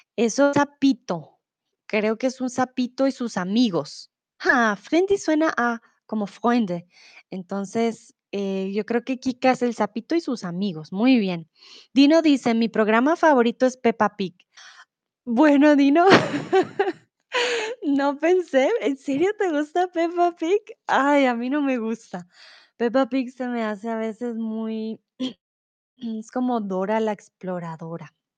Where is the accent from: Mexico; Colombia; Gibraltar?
Colombia; Bogotá; now in Germany; soy de Colombia, de Bogotá. Vivo comúnmente en Alemania